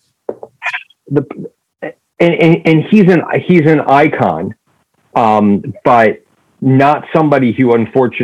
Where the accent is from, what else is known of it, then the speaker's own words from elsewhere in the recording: New York, United States; I grew up in New York.